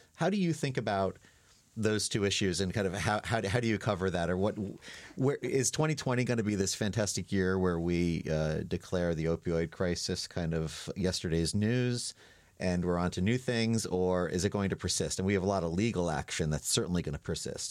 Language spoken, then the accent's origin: English; New York, United States; moved away as an adult; I'm, I'm from New York